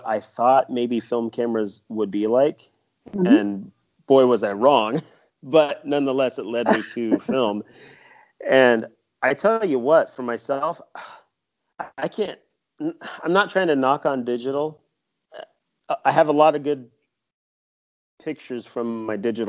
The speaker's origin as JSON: {"language": "English", "region": "Kansas", "country": "United States", "moved": "yes", "lives_now": "Vermont, United States", "said": "I'm from Kansas myself and I love my homeland"}